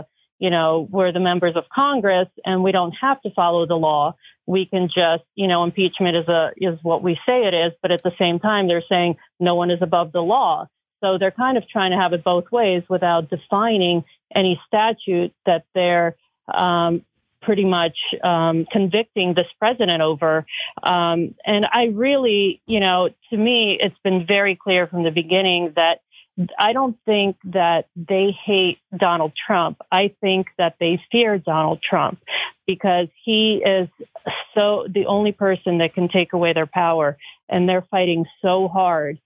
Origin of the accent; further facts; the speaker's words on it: Ukraine; also born or lived in Soviet Union; now in United States; I came here as a Jewish refugee from Ukraine, and I have been here for 40 years.